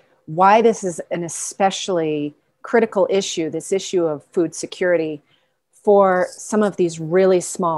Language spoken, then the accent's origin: English; Walden, Colorado, United States; my hometown of Walden, Colorado